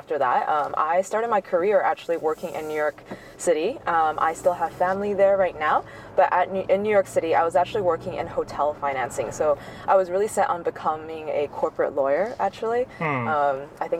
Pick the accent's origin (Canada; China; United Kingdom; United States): China; Shanghai; accent: American; So for me, you can tell by my accent, I have an American accent. I actually grew up in Shanghai. My family were expats here in the early 90s, so I saw China change from the very beginning.